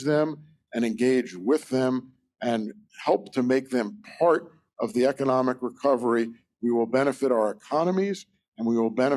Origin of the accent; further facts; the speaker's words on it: Philadelphia, Pennsylvania, United States; moved away as an adult; now in Ottawa, Canada; my hometown of Philadelphia